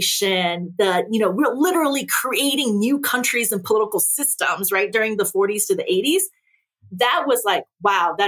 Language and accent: English; Naperville, Illinois, United States; English is a second language; I went home to Naperville, and I actually ran my old high school route